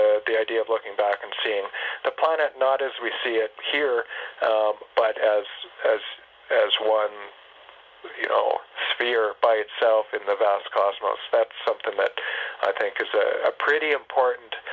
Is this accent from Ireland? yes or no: no; Canada; moved away as an adult; now in Houston, United States; we're Canadian